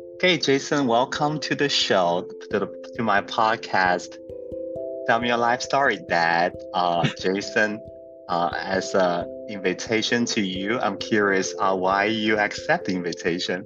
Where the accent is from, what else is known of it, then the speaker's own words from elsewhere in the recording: central China, China; moved away; I grew up in a you know maybe we use this term like a tier right? It will be a tier four city. Uh, in somewhere in central China, it's called Zhaoyang